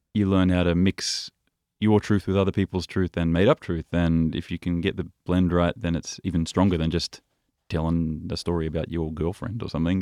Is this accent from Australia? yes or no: yes; Byron Bay, New South Wales, Australia; moved away as an adult; also born or lived in Paris / Copenhagen; when I was growing up in Byron Bay